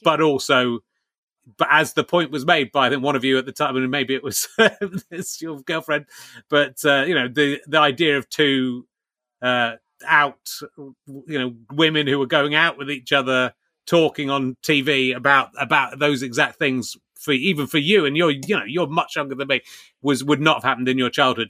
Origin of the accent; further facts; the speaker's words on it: Somerset, South West England, United Kingdom; moved away; I grew up in Somerset